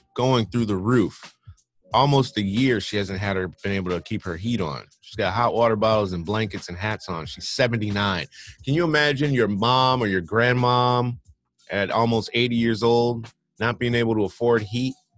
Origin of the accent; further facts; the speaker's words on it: Michigan, United States; moved away; I'm from Michigan